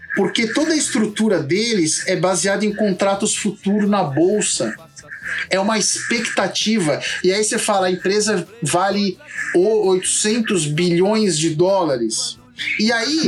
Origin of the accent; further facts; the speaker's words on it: Santo André, São Paulo, Brazil; eu nasci em Santo André